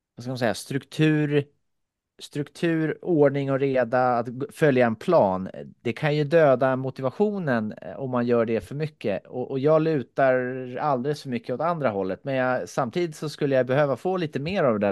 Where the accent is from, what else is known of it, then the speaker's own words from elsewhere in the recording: Finland; moved away; jag kommer från Finland